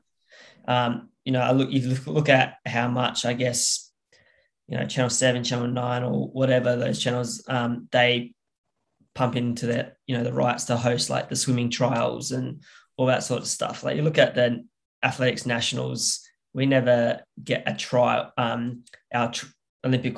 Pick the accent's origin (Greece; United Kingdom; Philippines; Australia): Australia; South Australia; down here in South Australia, where my language groups are